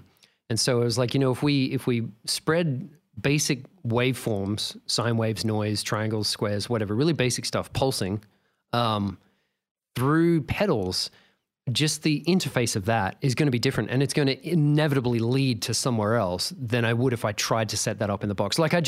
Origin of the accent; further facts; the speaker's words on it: Australia; So we were both talking about growing up in Australia